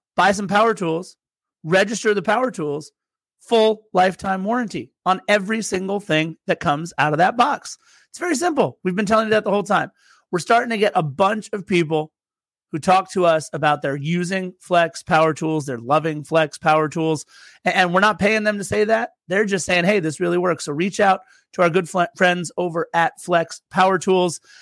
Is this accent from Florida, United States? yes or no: no; Torrance, California, United States; also born or lived in Lawndale; I'm from Torrance, live in Lawndale